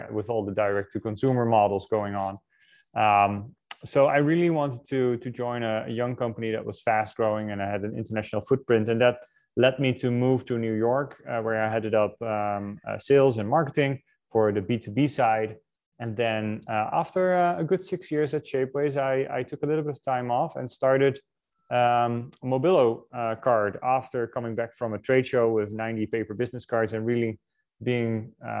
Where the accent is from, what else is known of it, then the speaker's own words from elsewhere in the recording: Netherlands; moved away; I'm originally from the Netherlands